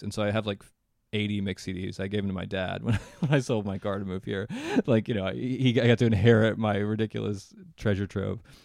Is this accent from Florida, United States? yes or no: no; Charlottesville, Virginia, United States; moved away; also born or lived in New York / Los Angeles; my hometown of Charlottesville, Virginia